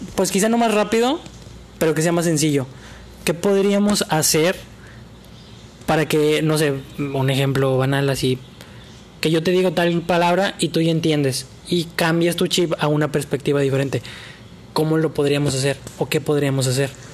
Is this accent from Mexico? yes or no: yes; Mexico; Todos somos mexicanos